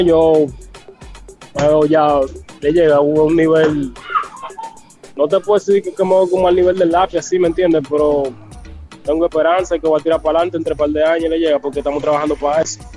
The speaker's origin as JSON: {"language": "Spanish", "region": "Barahona", "country": "Dominican Republic", "moved": "yes", "lives_now": "Bávaro, Dominican Republic", "said": "Yo soy de Barahona, pero vivo en Bávaro."}